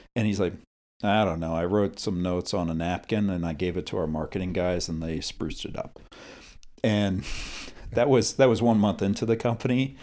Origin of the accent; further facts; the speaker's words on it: United States; as an American